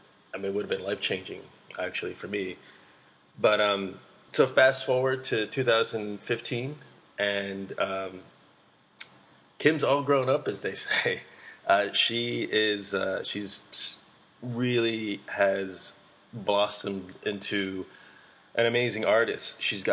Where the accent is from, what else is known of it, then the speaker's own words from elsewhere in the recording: Pittsburgh, Pennsylvania, United States; born there; So I was born in Pittsburgh, where I was pretty much, not me, myself, but our family. We were the only Asian family for miles around.